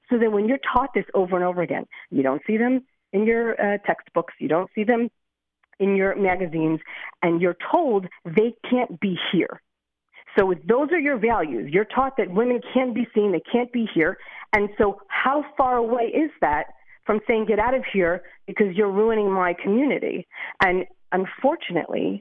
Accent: Lakewood, New Jersey, United States; now in Beit Shemesh, Israel; I grew up in Lakewood, New Jersey

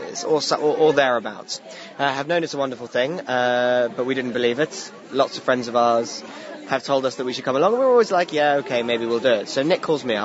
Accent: London, United Kingdom; I'm from London

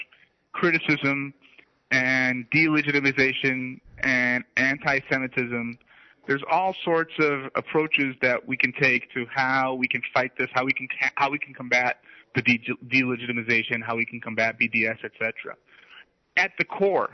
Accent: United States; now in Israel; When I grew up in the United States

